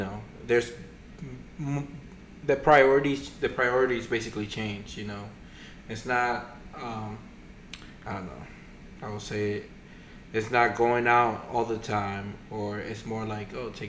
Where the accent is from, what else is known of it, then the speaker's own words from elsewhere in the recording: Dominican Republic; moved away; growing up in the Dominican Republic